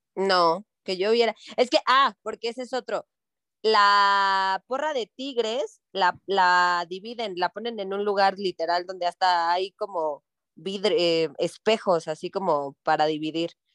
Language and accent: Spanish; Mexico